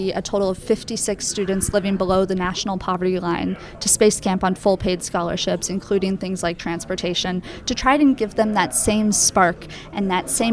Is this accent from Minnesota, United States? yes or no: yes; Twin Cities, Minnesota, United States; I grew up in the Twin Cities in Minnesota